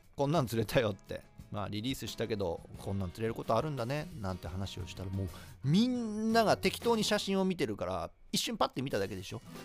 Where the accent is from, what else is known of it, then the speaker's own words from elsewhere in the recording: Shiga, Japan; 僕は滋賀県出身